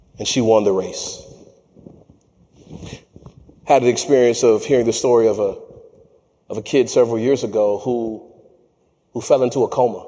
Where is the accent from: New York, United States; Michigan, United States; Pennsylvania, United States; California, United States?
Michigan, United States; I'm from Michigan